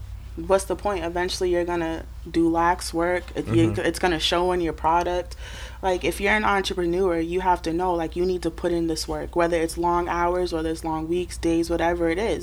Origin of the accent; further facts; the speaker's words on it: Boston, Massachusetts, United States; I'm from Boston. I grew up in Mission